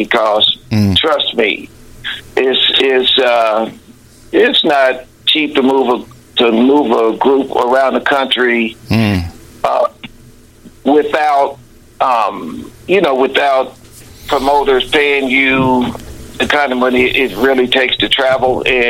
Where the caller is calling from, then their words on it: Dayton, Ohio, United States; Yeah, I'm in Dayton, Ohio.